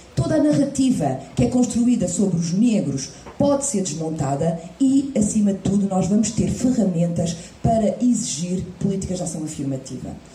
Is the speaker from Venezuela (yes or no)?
no; Portugal; eu sou portuguesa